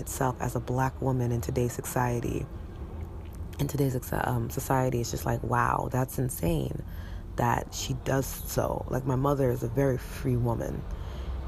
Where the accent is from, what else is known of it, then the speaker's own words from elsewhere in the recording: New York City, New York, United States; She's the reason why I was born here. She's the reason why I exist. And why I'm a New Yorker through and through